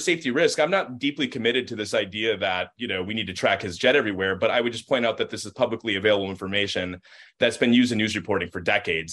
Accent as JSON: {"language": "English", "region": "Minnesota", "country": "United States", "said": "being a Minnesotan"}